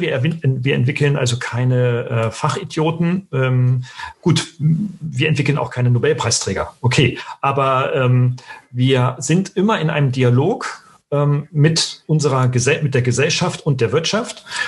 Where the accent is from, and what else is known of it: Germany